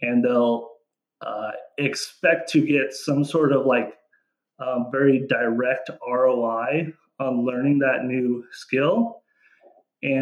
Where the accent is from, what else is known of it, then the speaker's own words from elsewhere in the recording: Mead, United States; moved away as an adult; I'm from Mead, which is just outside of here.